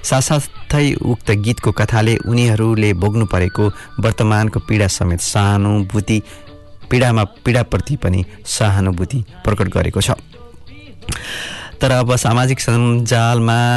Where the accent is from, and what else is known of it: Nepal; now in Canterbury, United Kingdom